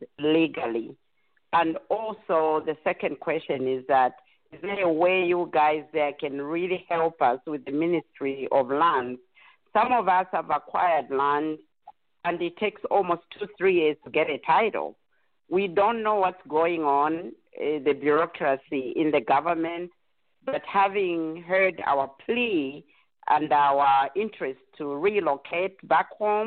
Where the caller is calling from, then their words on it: Dallas, Texas, United States; I'm calling from Dallas